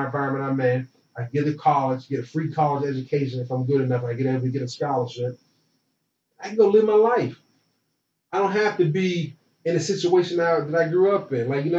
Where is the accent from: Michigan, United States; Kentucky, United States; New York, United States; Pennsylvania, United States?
Pennsylvania, United States; Pittsburgh; getting back to the market in Pittsburgh, getting that market as well, because that's my hometown.